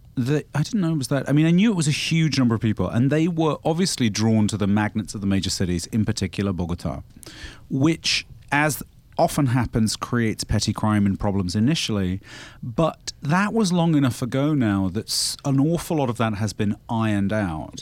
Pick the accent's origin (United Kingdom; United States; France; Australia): United Kingdom; as a British person